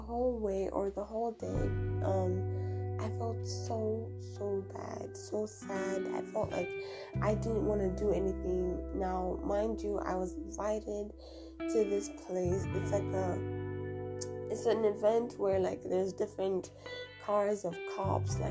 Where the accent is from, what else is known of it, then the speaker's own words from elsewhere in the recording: Tanzania; moved away; I am from East Africa, Tanzania